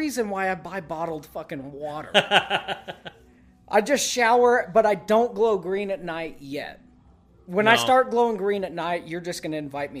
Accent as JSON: {"language": "English", "region": "the South", "country": "United States", "tie": "born or raised there", "said": "I grew up in the South, moved to here. I know what a catfish can do."}